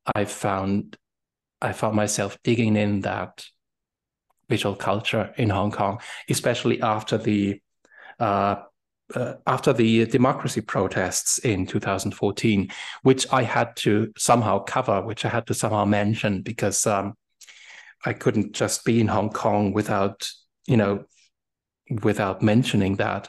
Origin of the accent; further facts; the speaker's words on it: Germany; English is a second language; moved away as an adult; now in Berlin, Germany; in my my hometown, uh, used to be a French garrison till 1990